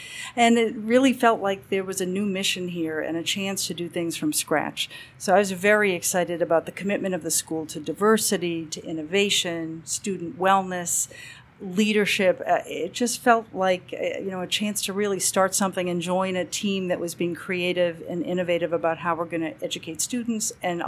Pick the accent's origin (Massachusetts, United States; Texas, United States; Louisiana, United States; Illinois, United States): Massachusetts, United States; Boston; moved away as an adult; now in California, United States; Boston born and bred, and thought I'd be there the rest of my life. I went to school sort of up and down the East Coast.